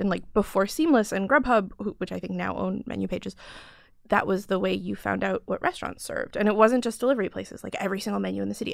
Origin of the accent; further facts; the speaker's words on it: Chicago, Illinois, United States; moved away; also born or lived in New York; I grew up in Chicago